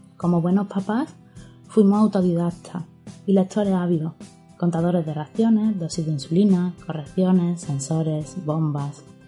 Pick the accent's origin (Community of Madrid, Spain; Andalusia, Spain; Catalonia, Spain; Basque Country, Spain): Andalusia, Spain; Córdoba; accent: Cordoban; Como habréis descubierto por mi acento, somos una familia cordobesa